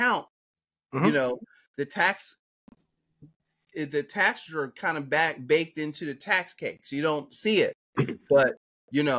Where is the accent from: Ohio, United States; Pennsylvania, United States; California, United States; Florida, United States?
Pennsylvania, United States; Philadelphia; I'm from Philadelphia growing up